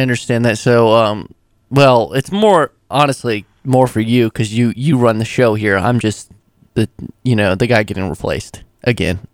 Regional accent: Hanover County, Virginia, United States; I'm from Hanover County, which is known for their tomatoes

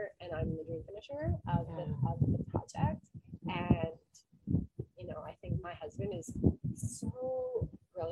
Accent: Canada; moved away as an adult; We're from Canada.

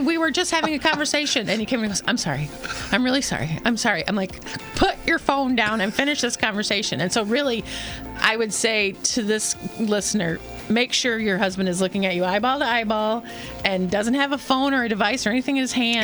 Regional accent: Atlanta, Georgia, United States; I'm originally from Atlanta

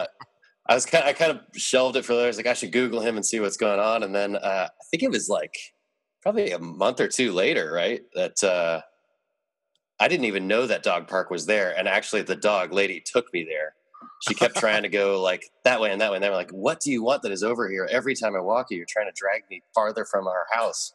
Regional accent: Seattle, Washington, United States; moved away as an adult; also born or lived in New York; I grew up in Seattle, was born here, et cetera, but then, you know, I lived out in New York for like 11 years

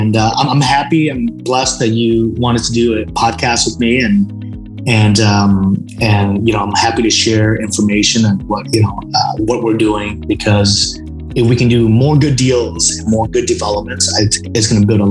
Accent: Vietnam; moved away; I'm originally from Vietnam, and I go to Vietnam every single year

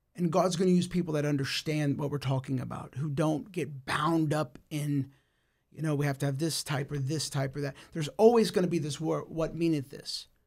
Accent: United States; I was born in the United States

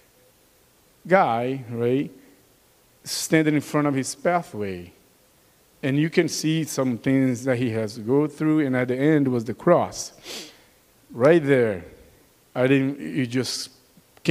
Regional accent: Brazil; accent: Brazilian; English is a second language; moved away; With my Brazilian accent

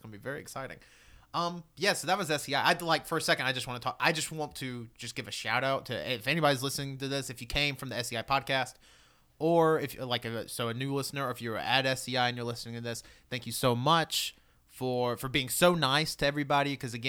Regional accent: Michigan, United States; I'm from Michigan, thank you.

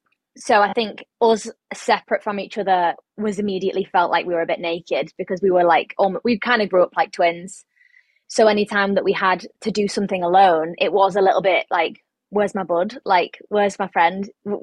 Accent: England, United Kingdom; I'm from England.

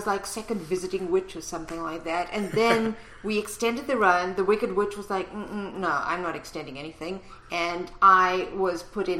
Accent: East London, Eastern Cape, South Africa; South Africa. East London, South Africa.

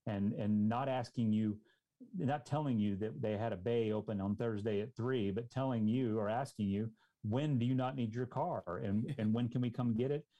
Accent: Dallas, Texas, United States; I grew up in the Dallas-Fort Worth Metroplex

